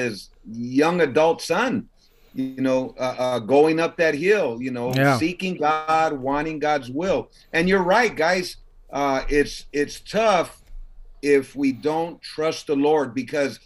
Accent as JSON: {"language": "English", "town": "Los Angeles", "region": "California", "country": "United States", "tie": "born or raised there", "said": "I was born in East LA, General Hospital. So I was born out there"}